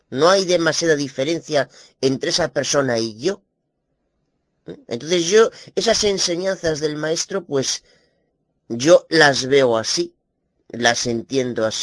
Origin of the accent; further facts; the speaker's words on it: Spain; como muchas personas, como muchos españoles, pues necesitan de una manera, necesitan compensar eh, el ladronería de estos paposos idólatras hipócritas del gobierno que tenemos en España.